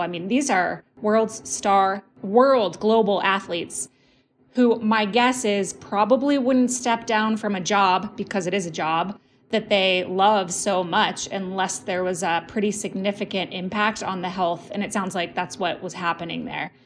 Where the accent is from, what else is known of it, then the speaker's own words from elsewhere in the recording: United States; We're American